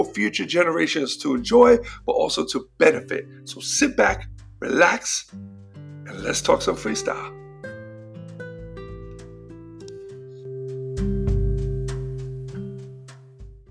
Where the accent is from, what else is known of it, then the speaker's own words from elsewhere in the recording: New York City, New York, United States; I grew up in Jackson Heights, Queens